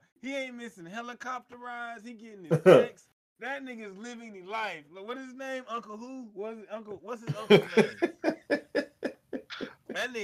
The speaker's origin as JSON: {"language": "English", "region": "Texas", "country": "United States", "said": "I'm from Texas"}